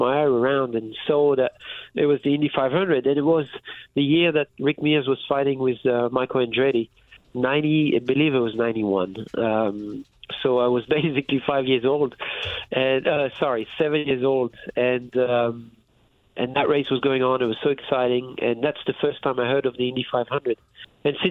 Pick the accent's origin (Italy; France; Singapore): France; moved away; I was raised in France